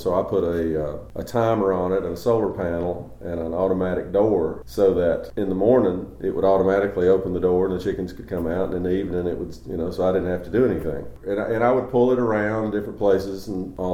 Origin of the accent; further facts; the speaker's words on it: Kingsport, Tennessee, United States; I was born and raised in Kingsport.